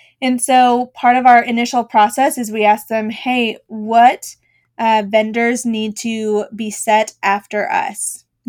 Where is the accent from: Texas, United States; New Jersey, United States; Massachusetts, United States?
Massachusetts, United States; Boston; now in Dallas, United States; I grew up in Boston, Massachusetts. It's been about almost 20 years since I've lived away from there, so clearly my accent is gone.